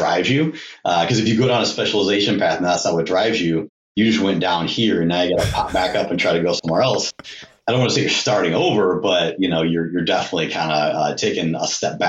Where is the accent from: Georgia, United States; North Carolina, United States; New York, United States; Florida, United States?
Georgia, United States; Atlanta; born there; And I was born in Atlanta, so big Braves fan.